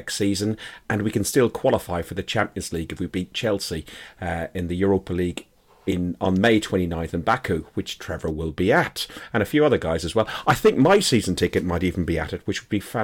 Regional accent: Ireland; accent: Irish; my accent is going to get very Irish

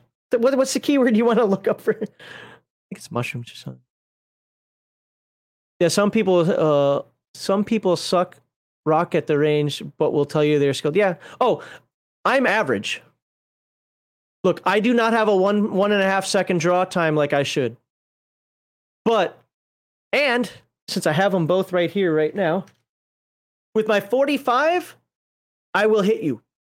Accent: Minnesota, United States; Now that I live in Alabama, you know, as a Minnesotan here living in Alabama, one of the first things I did was like, my guns.

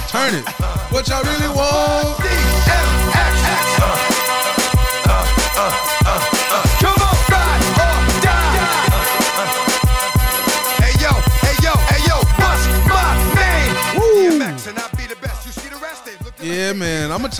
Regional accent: the South, United States; I'm from the South

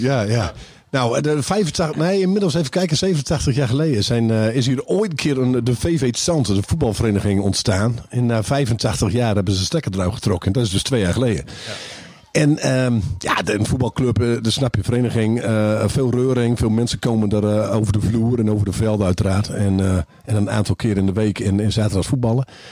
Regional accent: Groningen, Netherlands; wij als Groningers

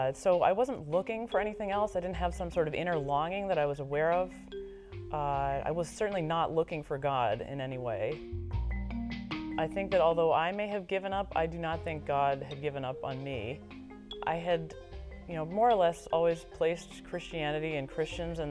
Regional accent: Washington, District of Columbia, United States; moved away as an adult; also born or lived in Massachusetts / Michigan; I was born and raised in Washington, D.C., in the shadow of the National Cathedral

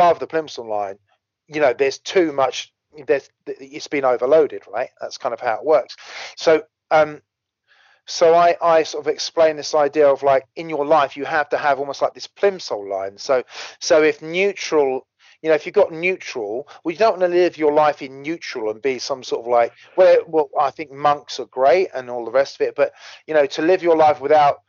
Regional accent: United Kingdom; we're British

